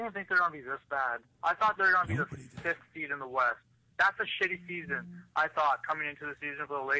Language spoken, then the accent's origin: English; Canada; I'm just Canadian.